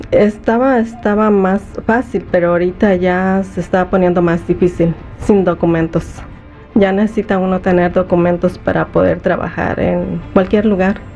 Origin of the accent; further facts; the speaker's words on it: Guerrero, Mexico; now in United States; México, de Guerrero.